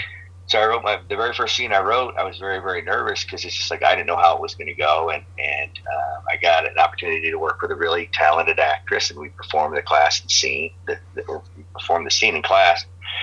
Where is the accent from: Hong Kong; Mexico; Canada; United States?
United States; New York; also born or lived in Oregon / Chicago; after growing up in New York and in Oregon, even in Chicago